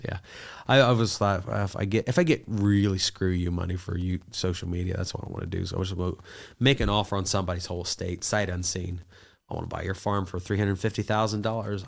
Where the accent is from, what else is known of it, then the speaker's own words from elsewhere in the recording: Southern Ohio, United States; I'm from Southern Ohio, grew up poor